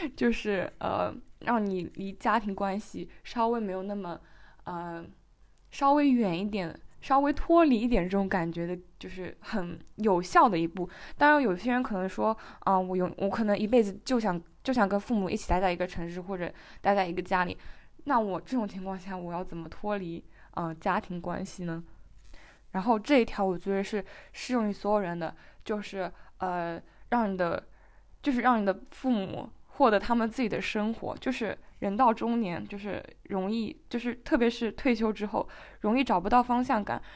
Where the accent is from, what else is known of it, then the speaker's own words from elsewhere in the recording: China; 对我们中国人来讲